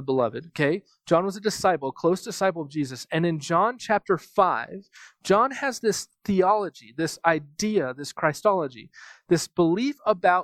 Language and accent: English; United States; I'm from America